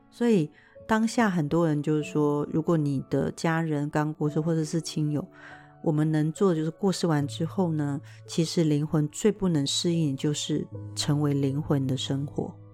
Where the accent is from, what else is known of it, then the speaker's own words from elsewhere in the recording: Taiwan; 我们中国人或者是台湾人还是有一个，呃，习惯就是要打扮得非常漂亮